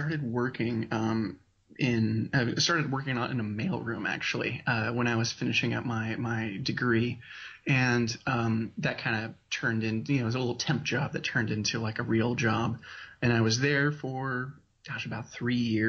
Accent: Walla Walla, Washington, United States; also born or lived in Spokane, Washington; I grew up in Walla Walla, Washington.

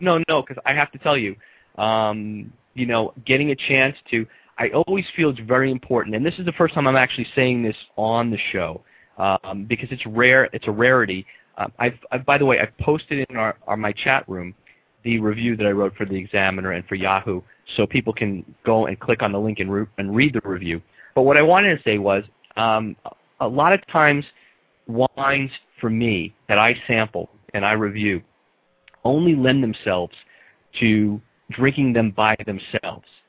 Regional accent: New York, United States; also born or lived in California; now in South Florida, United States; being a New Yorker

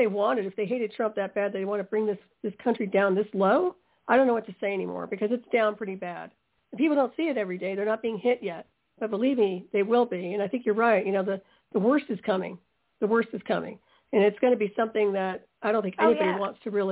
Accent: United States; As an American

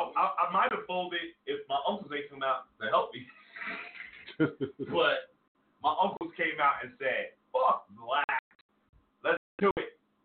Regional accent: Brooklyn, New York, United States; also born or lived in Staten Island; I was born in Brooklyn.

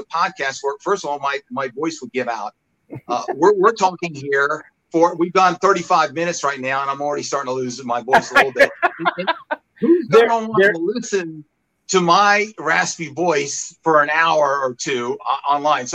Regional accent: Huntsville, Alabama, United States; accent: Alabama; moved away as an adult; also born or lived in Long Island, New York; now in Henderson, United States; My dad took a job working in the space industry down in Huntsville, Alabama

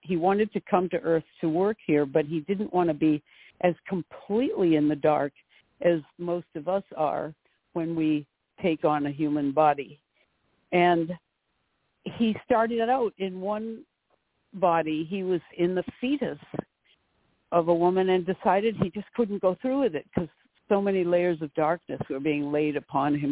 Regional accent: North Haven, Connecticut, United States; a town right next to my hometown, North Haven, um, Connecticut.

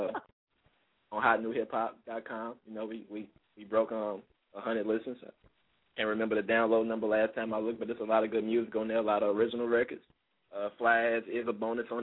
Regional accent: Chicago Heights, Illinois, United States; Prairie State College out here in Chicago Heights, Illinois, actually my hometown

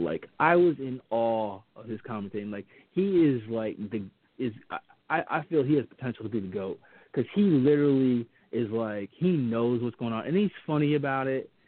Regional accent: New England, United States; now in Atlanta, United States; I'm from New England

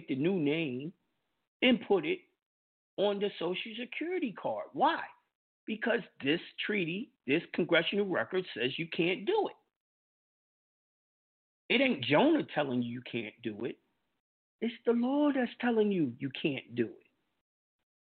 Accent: New York, United States; moved away; my birth certificate shows I'm from New York, the country of New York that is a part

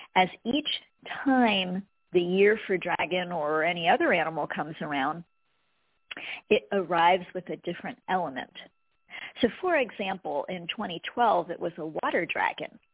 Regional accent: United States; I was born in America

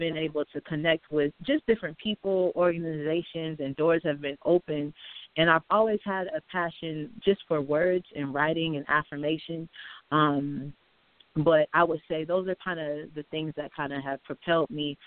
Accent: Seattle, Washington, United States; I grew up in Seattle, Washington

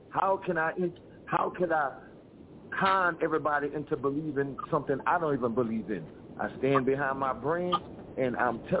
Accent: Lafayette, Louisiana, United States; Okay, well, I'm from Lafayette, Louisiana.

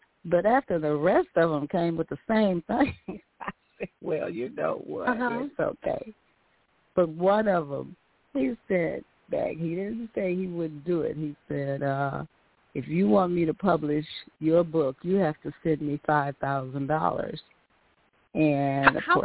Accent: Gary, Indiana, United States; moved away as an adult; now in Michigan, United States; my hometown is Gary, Indiana

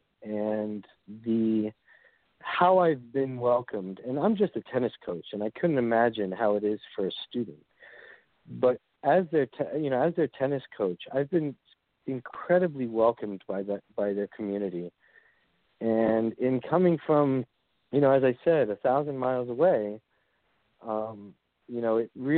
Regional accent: New York City, New York, United States; moved away; also born or lived in Springfield, Massachusetts; I'm originally from Brooklyn, New York

